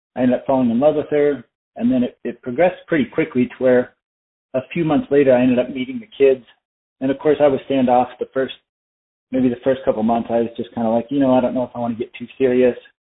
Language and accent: English; Flagstaff, Arizona, United States; also born or lived in South Carolina / Colorado; I was born and raised in Arizona, and I, I grew up in Flagstaff.